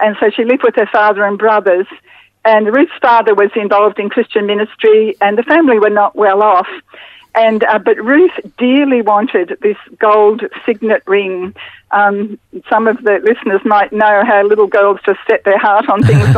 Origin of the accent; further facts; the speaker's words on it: Brisbane, Queensland, Australia; I grew up in Brisbane in the 50s and 60s